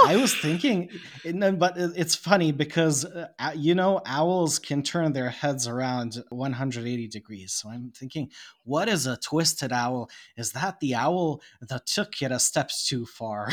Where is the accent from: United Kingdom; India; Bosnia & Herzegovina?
Bosnia & Herzegovina; English is a second language; I am not an English speaker, I am a Serb from Bosnia, and I live in Bosnia, another country.